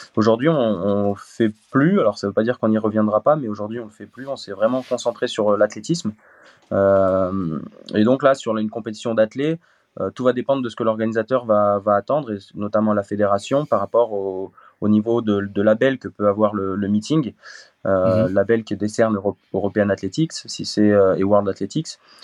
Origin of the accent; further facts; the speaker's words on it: Voiron, Auvergne-Rhône-Alpes, France; now in Montélimar, France; je suis originaire de, de Voiron dans l'Isère.